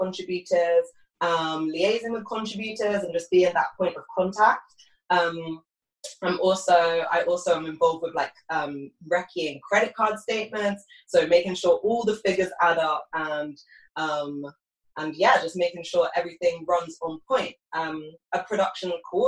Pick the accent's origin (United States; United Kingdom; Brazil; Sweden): United Kingdom; accent: British